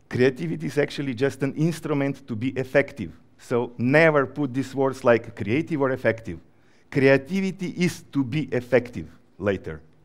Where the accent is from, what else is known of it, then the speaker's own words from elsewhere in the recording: Slovenia; also born or lived in Ukraine; now in Georgia; I come from Slovenia, but before the war, I was living in Ukraine